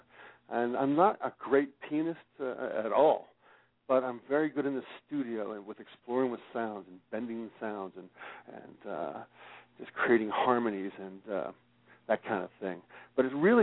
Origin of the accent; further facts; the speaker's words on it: Pittsburgh, Pennsylvania, United States; I was born and raised in Pittsburgh, Pennsylvania.